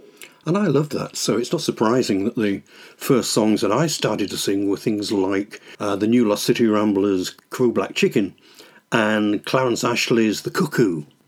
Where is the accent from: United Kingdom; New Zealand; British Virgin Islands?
United Kingdom; Being a Brit, I started out singing traditional British folk music